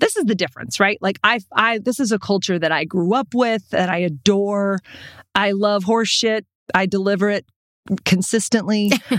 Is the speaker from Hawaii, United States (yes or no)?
no; Texas, United States; also born or lived in South Dakota; That is not a thing ever in Texas where I grew up or in South Dakota where I grew up.